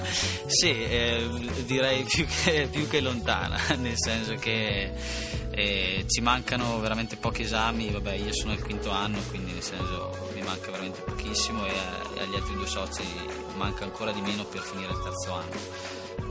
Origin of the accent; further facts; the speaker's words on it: Fraveggio, Trentino-Alto Adige, Italy; vengo da, Vez- da Fraveggio, un piccolo paesino vicino a Vezzano